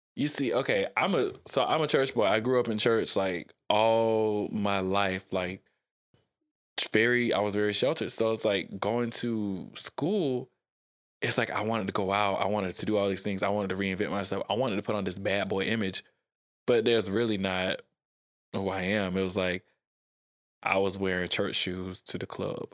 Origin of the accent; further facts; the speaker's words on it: South Georgia, United States; also born or lived in Atlanta, Georgia; I grew up in South Georgia